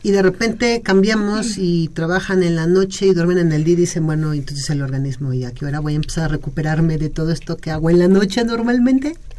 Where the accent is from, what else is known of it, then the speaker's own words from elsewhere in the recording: Mexico; lenguaje que tenemos como mexicanos